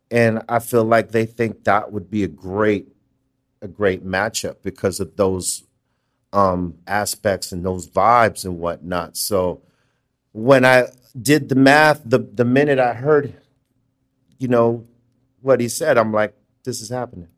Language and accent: English; Los Angeles, California, United States; from L